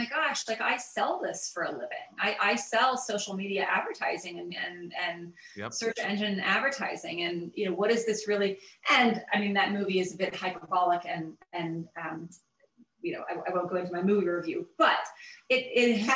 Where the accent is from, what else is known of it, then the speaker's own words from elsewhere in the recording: the South, United States; I grew up in the South